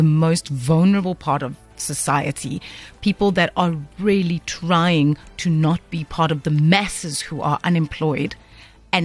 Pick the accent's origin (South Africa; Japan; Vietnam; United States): South Africa; Cape Town, Western Cape; I'm from Bonteville in the Cape Flats